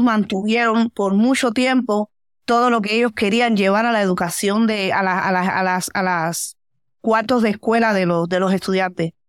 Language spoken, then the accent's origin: Spanish; Cuba; moved away as an adult; now in Oakland, United States; yo vengo de Cuba